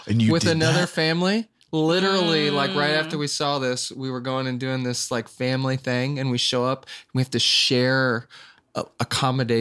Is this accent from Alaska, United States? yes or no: no; Owosso, Michigan, United States; I'm from Owosso